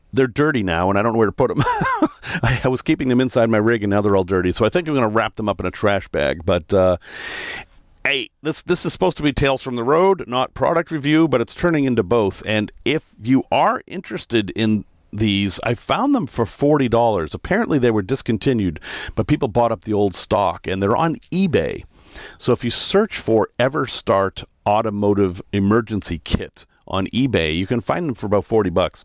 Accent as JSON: {"language": "English", "town": "Salem", "region": "Massachusetts", "country": "United States", "moved": "yes", "said": "I'm from Salem, so not far away"}